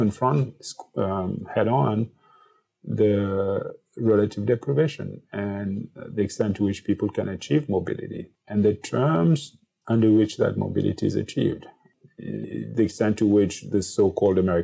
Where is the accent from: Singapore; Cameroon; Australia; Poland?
Cameroon; as a 7-year-old growing up in Cameroon